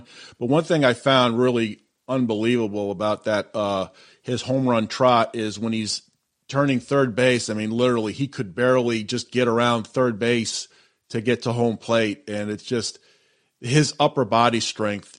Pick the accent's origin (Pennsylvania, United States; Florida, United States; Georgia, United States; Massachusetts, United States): Massachusetts, United States; I grew up in the Massachusetts area, so I would go see the Red Sox play in the 80s